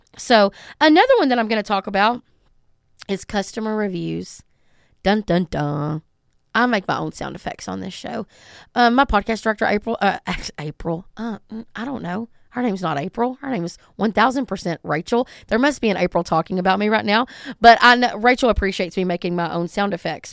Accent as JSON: {"language": "English", "region": "the South", "country": "United States", "said": "I'm from the South"}